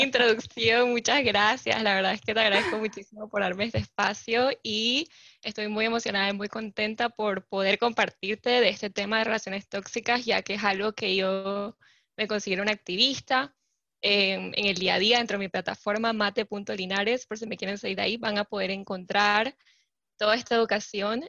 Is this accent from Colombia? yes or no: no; Panama; also born or lived in California; soy panameña, vivo y resido actualmente en Panamá.